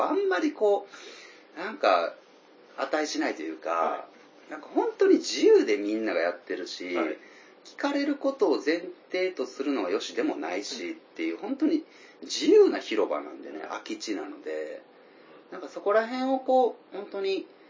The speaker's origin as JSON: {"language": "Japanese", "region": "Tokushima", "country": "Japan", "tie": "born or raised there", "said": "僕ら地元徳島で、今も徳島から配信してる"}